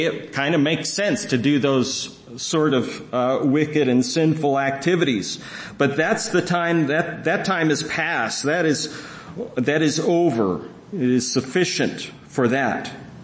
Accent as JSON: {"language": "English", "area": "near Seattle", "region": "Washington", "country": "United States", "tie": "born or raised there", "moved": "as an adult", "said": "I grew up near Seattle, so I was staying with my family"}